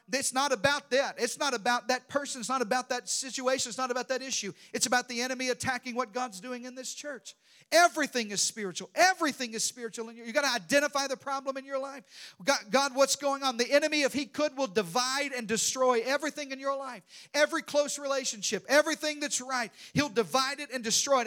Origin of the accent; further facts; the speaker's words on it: Arkansas, United States; in the deep south, I'm from Arkansas.